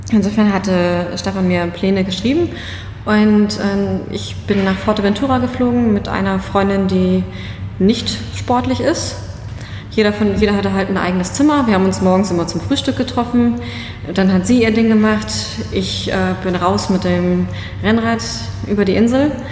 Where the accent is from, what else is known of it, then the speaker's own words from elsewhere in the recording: Schleswig-Holstein, Germany; Ich bin eh, ich komme aus Schleswig-Holstein, ne?